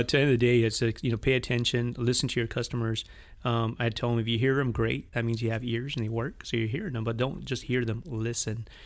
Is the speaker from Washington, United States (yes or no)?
yes; Washington, United States; moved away as an adult; also born or lived in Monterrey, Nuevo León, Mexico / Spokane, Washington; now in Weslaco, Texas, United States; when I was about three, four years old, we moved to Washington State. So, state of Washington was my home for about eighteen, twenty years, and so I went to, uh, all my school